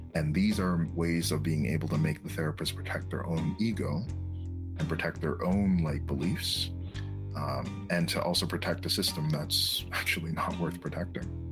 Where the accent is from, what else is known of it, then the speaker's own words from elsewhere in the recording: Châteauguay, Quebec, Canada; now in Montreal, Canada; I was raised in a in a town that's called uh, Shadow Geekback